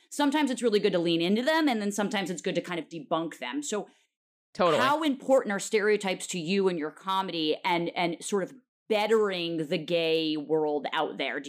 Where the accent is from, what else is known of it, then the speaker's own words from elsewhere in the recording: New York City, New York, United States; even growing up in New York fucking city